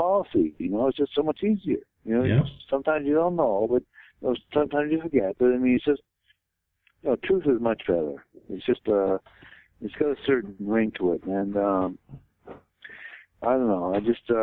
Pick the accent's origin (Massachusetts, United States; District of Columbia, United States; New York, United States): Massachusetts, United States; Boston; I grew up in Boston